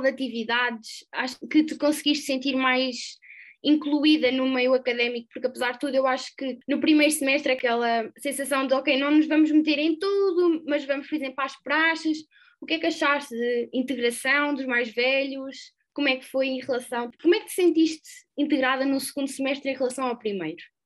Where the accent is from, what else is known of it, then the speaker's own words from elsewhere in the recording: Aveiro, Centro, Portugal; also born or lived in Coimbra; eu sou de Aveiro